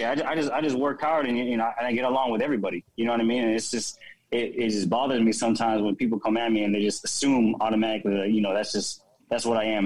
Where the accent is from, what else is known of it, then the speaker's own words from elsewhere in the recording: Philippines; me coming up, you know, as a Filipino.